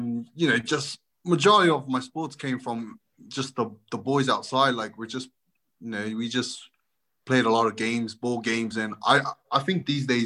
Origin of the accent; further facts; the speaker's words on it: Auckland, New Zealand; moved away; I was born in South Auckland, Mangere, which is a pretty tough neighborhood, but it was really enjoyable. I had a lot of kids outside to play